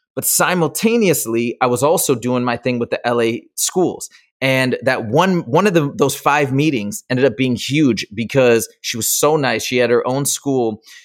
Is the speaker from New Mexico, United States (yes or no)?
no; Michigan, United States; moved away as an adult; now in Los Angeles, United States; I grew up in Michigan